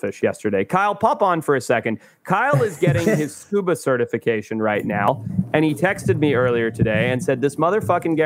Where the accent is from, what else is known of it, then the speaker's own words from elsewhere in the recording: Zimbabwe; I grew up in Zimbabwe